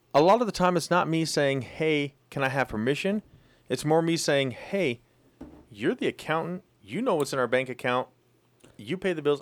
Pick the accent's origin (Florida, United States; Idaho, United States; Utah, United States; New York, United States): Idaho, United States; Twin Falls; also born or lived in Moscow, Idaho; When I moved from Moscow back home to, to Twin Falls area